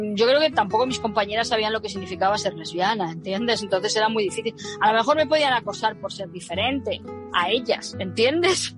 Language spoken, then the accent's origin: Spanish; Spain; moved away as an adult; also born or lived in England / United States; cuando emigré de España, de esa España en blanco y negro